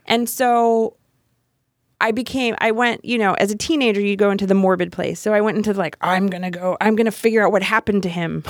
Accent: Miami, Florida, United States; moved away; grew up in Miami. Um, I went to high school and college in Miami.

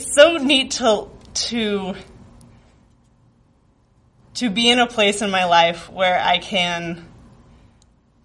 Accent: rural Northern California, United States; moved away as an adult; now in Chicago, United States; I lived in very rural Northern California, very isolated from the world, it seemed

